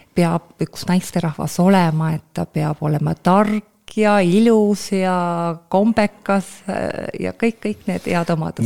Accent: Elva, Tartu County, Estonia; sündisin Elvas, äh, Lõuna-Eestis, väike linn

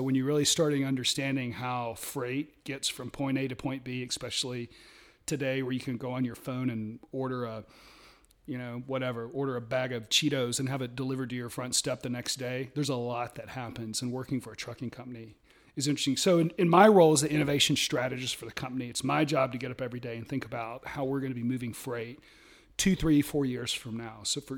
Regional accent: Athens, Georgia, United States; born there; I was born in Athens, which is interesting because that's, you know, University of Georgia.

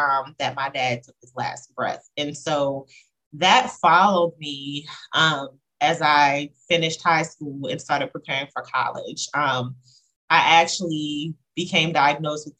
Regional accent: Talbot County, Eastern Shore of Maryland, United States; I grew up on the Eastern Shore of Maryland, Talbot County, to be exact

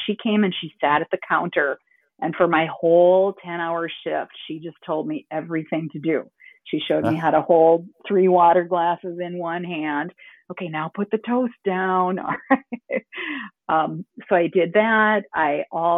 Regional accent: Minneapolis, Minnesota, United States; moved away; also born or lived in New York; I'm from Minneapolis

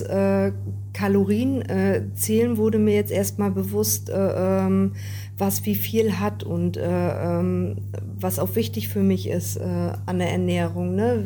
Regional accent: Richtenberg, Mecklenburg-Vorpommern, Germany; Ich komme aus Richtenberg

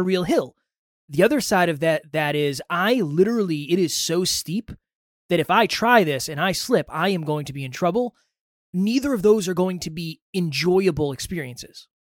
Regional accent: Massachusetts, United States; Alan and I grew up in the same town in Massachusetts

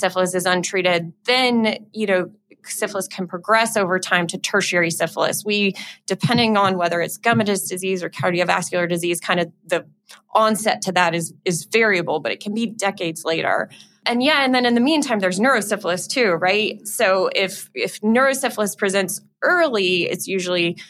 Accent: Louisiana, United States; I'm from Louisiana.

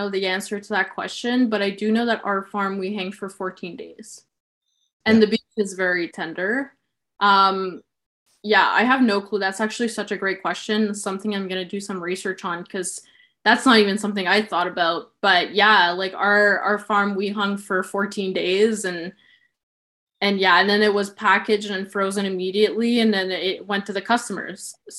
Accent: Sudbury, Ontario, Canada; So I was born in Sudbury, Ontario, which is, I would say, like 4 hours from Toronto, 4 hours from Ottawa.

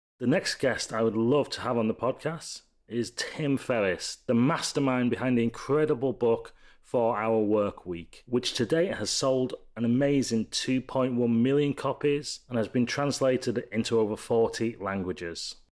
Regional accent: Leeds, Yorkshire and the Humber, United Kingdom; So a little bit about me. I'm 37 from Leeds in the UK

